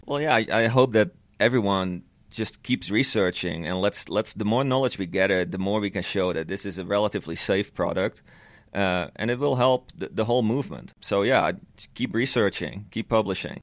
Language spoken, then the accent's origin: English; Netherlands; moved away; back when I was still living in the Netherlands, I'm, I'm Dutch, I'm originally from the Netherlands.